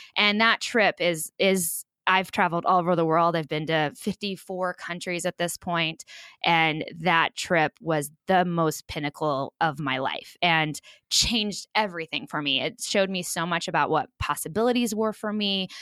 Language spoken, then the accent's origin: English; rural Kansas, United States; am born and proudly raised in rural Kansas